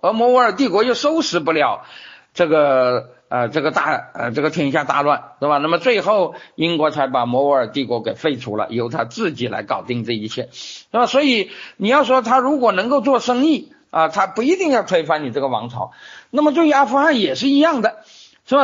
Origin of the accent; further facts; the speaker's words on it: China; 我们中国人